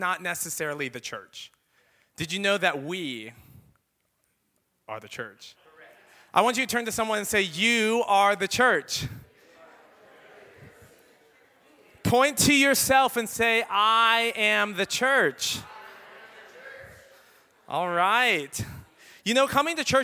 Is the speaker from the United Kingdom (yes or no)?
no; Philippines; I am Filipino